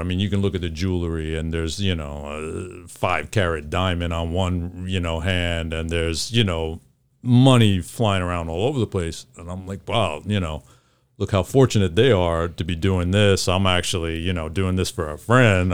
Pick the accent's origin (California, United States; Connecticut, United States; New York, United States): New York, United States; New York City; growing up in New York